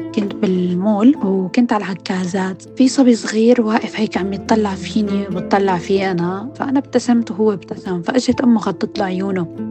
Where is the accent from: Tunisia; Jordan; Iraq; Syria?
Syria; also born or lived in Lebanon; now in United Kingdom; كانوا بعض المدارس مثلا يرفضونا بحكم إنه نحن سوريين